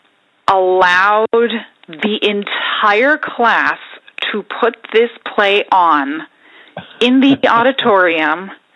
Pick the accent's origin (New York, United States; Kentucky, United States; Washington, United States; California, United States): New York, United States; Growing up in New York, my parents were very into theater